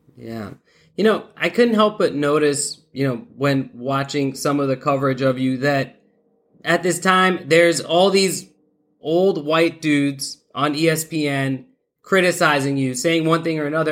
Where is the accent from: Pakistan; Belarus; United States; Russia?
Pakistan; I'm I'm Pakistani. That's definitely been uh, you know within my culture uh, since childhood.